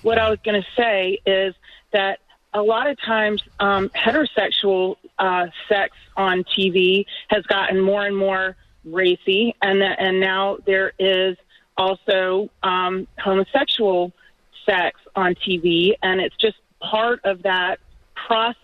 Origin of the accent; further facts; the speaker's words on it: Atlanta, Georgia, United States; I'm from Atlanta